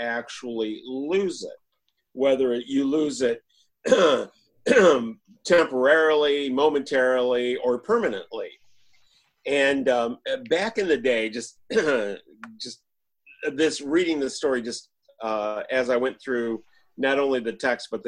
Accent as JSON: {"language": "English", "region": "Michigan", "country": "United States", "said": "We're pig farmers from Michigan"}